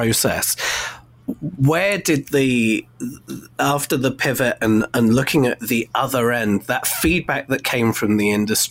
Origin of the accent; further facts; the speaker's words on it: Bournemouth, South West England, United Kingdom; my hometown, Bournemouth in the United Kingdom